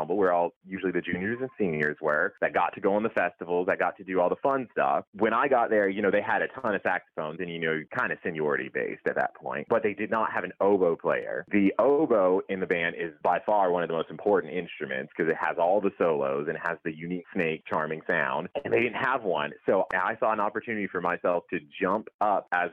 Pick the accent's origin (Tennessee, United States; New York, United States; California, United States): California, United States; Los Angeles; also born or lived in North Carolina; I did grow up here in Los Angeles in the San Fernando Valley